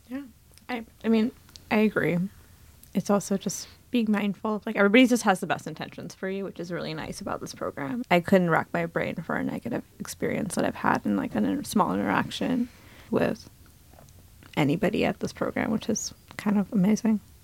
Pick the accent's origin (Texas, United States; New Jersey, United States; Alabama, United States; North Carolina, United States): New Jersey, United States; also born or lived in India; I grew up in New Jersey, was born in India